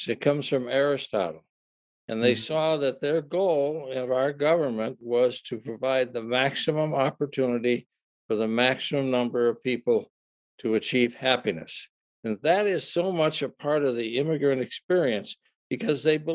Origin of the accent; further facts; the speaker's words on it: Eden Prairie, Minnesota, United States; the southern part of Eden Prairie is basically settled by Scotch-Irish dairy farmers